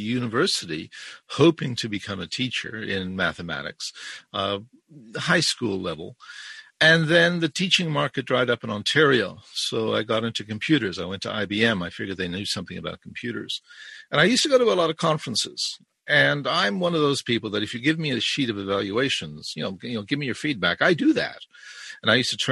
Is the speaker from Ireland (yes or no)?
yes; Ireland; also born or lived in South Africa; now in Brampton, Canada; I was born in South Africa. I was raised in Ireland and I live in Canada since about 1971.